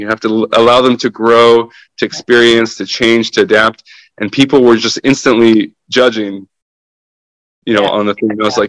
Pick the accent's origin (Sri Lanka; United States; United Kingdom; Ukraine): Ukraine; first language Russian; English is a second language; I'm half Russian, half Ukrainian. Mm-hmm. So I was born in Ukraine and my dad is Ukrainian and my mom is Russian, though we lived in Ukraine, you know?